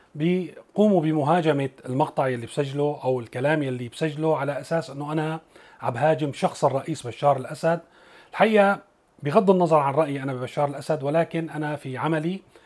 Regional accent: Syria; نحن بسوريا يلي من سوريا

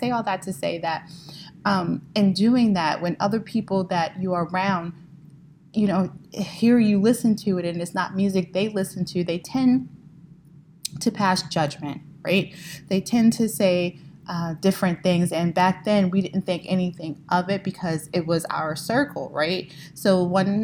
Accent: New York City, New York, United States; I was born and raised in Brooklyn

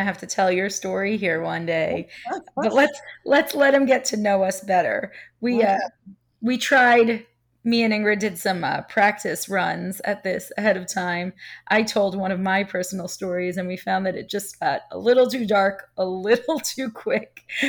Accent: Staten Island, New York, United States; accent: Staten Island; Oh yeah, I definitely got rid of the accent. It was bad too. I'm from Staten Island, so I had a hardcore Staten Island accent.

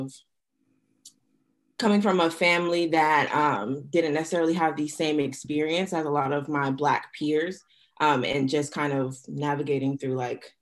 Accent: Boston, Massachusetts, United States; moved away as an adult; also born or lived in North Carolina; growing up in Boston, there's such a heavy presence of all kinds of cultures

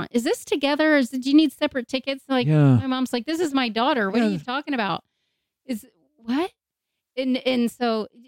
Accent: D.C., near Quantico, Virginia, United States; also born or lived in Bangkok, Thailand; now in Arizona, United States; we grew up just outside of Washington, D.C., near Quantico

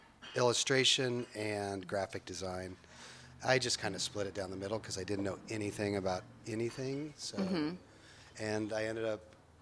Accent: Emmett, Idaho, United States; I grew up in Idaho in a little town called Emmett.

